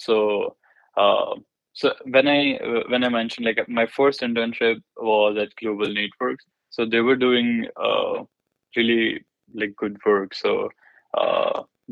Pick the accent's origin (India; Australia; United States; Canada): India; moved away; I grew up in India, and I'm belonging from like a small city